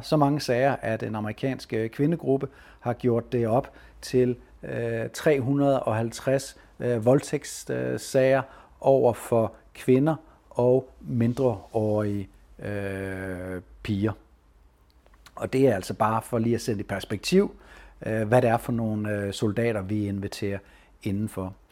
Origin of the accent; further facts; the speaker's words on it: Denmark; vi er mange danskere